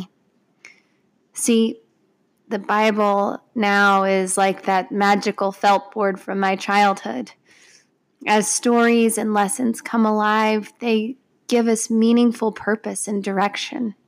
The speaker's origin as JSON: {"language": "English", "town": "Parkersburg", "region": "West Virginia", "country": "United States", "tie": "born or raised there", "said": "I grew up in Parkersburg, West Virginia, and my family attended the Pink Church"}